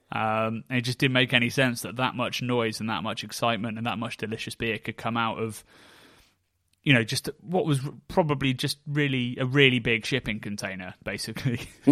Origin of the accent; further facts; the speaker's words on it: near Oxford, South East England, United Kingdom; Hook Norton where I grew up near Oxford